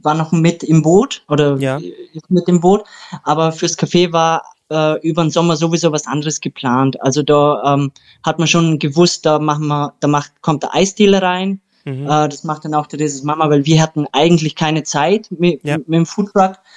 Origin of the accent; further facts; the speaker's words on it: Austria; ich bin ja Österreicher.